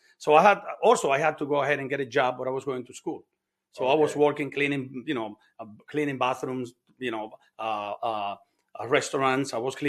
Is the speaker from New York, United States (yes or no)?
yes; Bronx, New York, United States; And another thing is growing up in New York. New York is a tough city. I grew up in the Bronx. It is a tough city.